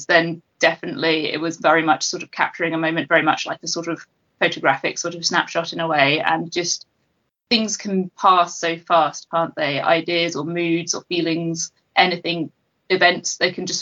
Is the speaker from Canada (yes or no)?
no; England, United Kingdom; I was living in a city centre flat in my hometown